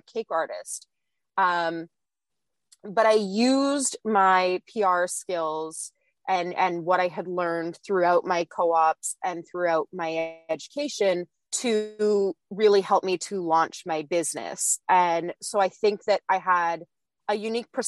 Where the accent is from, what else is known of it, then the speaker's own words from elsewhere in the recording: Ontario, Canada; I'm from Canada. I grew up my whole life